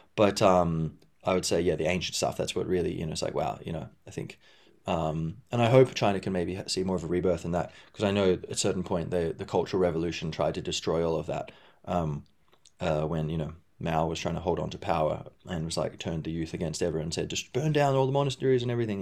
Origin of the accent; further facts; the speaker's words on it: Perth, Western Australia, Australia; I grew up in Perth, Western Australia